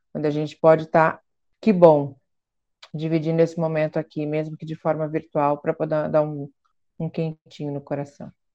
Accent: Curitiba, Paraná, Brazil; sou de Curitiba

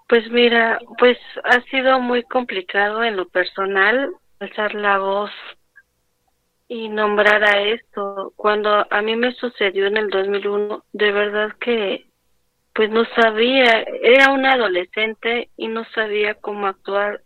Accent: Mexico City, Mexico; Soy de la Ciudad de México, de la alcaldía Xochimilco.

